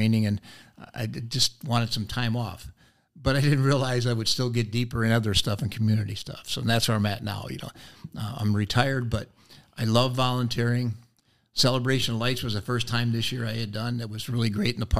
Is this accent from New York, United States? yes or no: yes; Rochester, New York, United States; moved away as an adult; now in Oshkosh, United States; I came here back in 1969 from college. I'm from Rochester, New York